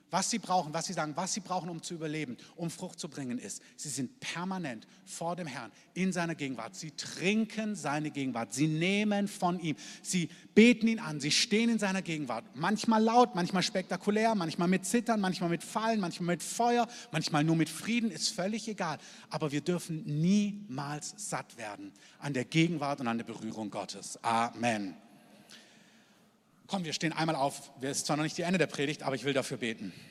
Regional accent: Germany; dass wir als Deutsche, dass wir und alle, die dazugehören und dazugezogen sind

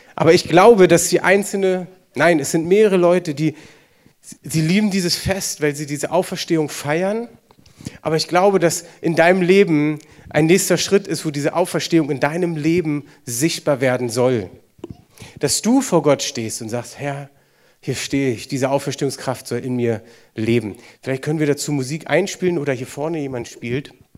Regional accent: Germany; wir als Deutsche

